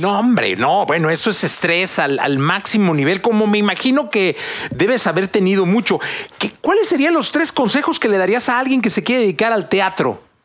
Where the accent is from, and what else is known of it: Mexico